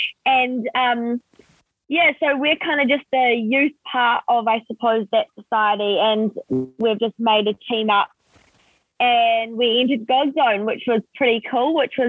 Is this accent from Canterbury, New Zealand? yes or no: yes; North Canterbury, New Zealand; I'm from North Canterbury, so that's what, like 9 hours drive from where the boys live.